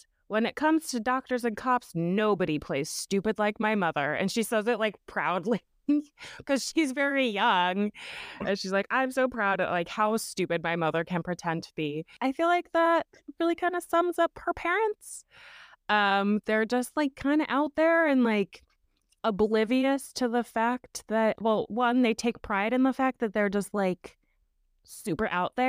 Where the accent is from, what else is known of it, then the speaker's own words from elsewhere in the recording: Idaho, United States; I grew up in one in Idaho, so also kind of a culty place.